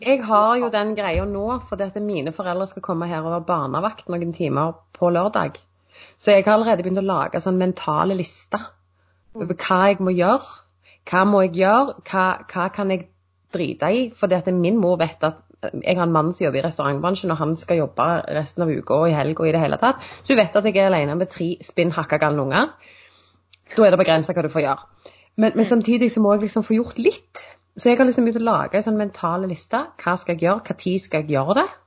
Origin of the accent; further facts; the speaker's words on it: Sandnes, Rogaland, Norway; Jeg er fra Sandnes